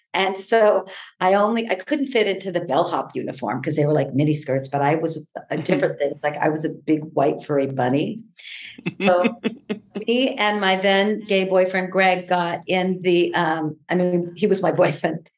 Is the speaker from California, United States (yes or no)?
yes; San Diego, California, United States; I grew up in Southeast San Diego